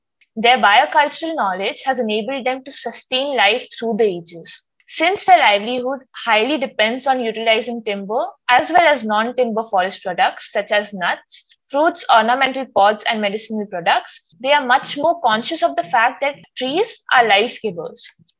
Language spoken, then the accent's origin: English; Mumbai, Maharashtra, India; I grew up in Mumbai. That's as metropolitan as it gets. And even my native place is a city.